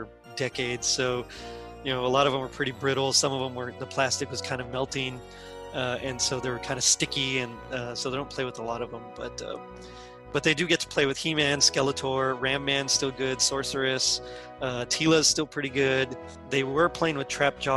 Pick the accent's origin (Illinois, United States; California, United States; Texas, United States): Texas, United States; I'm from Texas